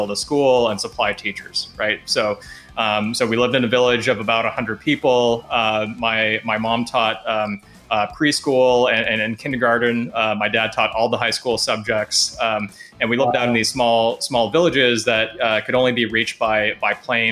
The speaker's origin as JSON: {"language": "English", "region": "Alaska", "country": "United States", "tie": "born or raised there", "said": "I grew up in Alaska, and the reason that I grew up in Alaska was, my parents were teachers"}